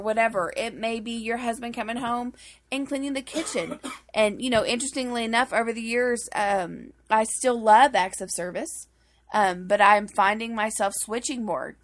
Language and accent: English; Boston, Massachusetts, United States; I'm from Boston